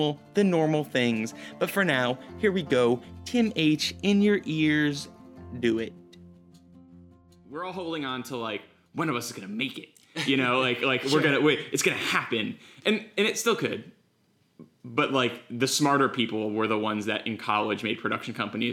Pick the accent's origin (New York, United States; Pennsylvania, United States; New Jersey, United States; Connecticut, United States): Connecticut, United States; rural; moved away; I live in really, really rural Connecticut